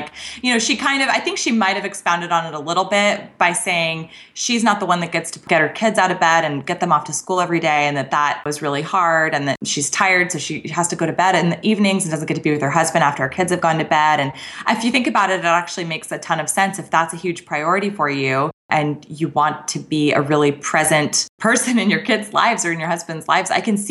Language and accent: English; Scottsdale, Arizona, United States; I grew up in Scottsdale, so this was like my hometown station.